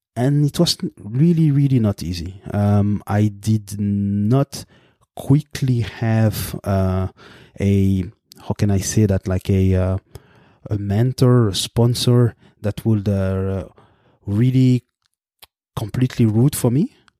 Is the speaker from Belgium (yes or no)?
yes; Brussels, Brussels-Capital Region, Belgium; first language French; English is a second language; moved away as an adult; now in Canada; I am born in the capital of Belgium, Brussels. I grew up there